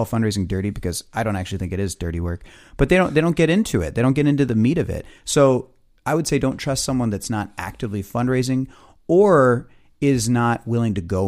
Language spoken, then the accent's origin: English; Midwest, United States; We're from the Midwest. We don't know about the East Coast.